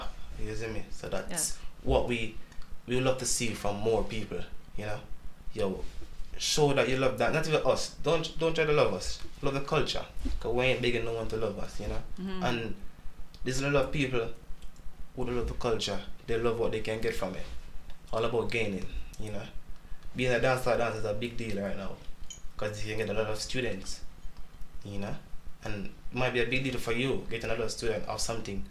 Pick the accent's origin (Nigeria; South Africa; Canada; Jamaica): Jamaica; first language Jamaican Patois; English is a second language; my English is pretty bad, I'm from Jamaica, I speak patois